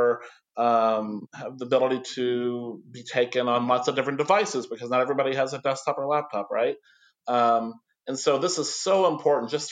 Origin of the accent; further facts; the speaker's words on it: near Fort Knox, Kentucky, United States; I grew up near Fort Knox, Kentucky